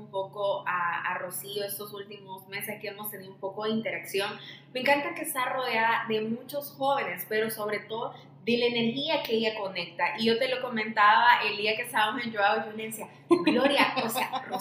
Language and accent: Spanish; El Salvador; como salvadoreños